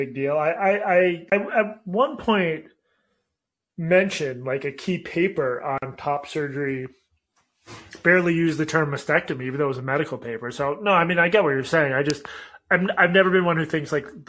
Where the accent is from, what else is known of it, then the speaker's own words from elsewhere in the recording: Boston area, Massachusetts, United States; moved away; I'm in my hometown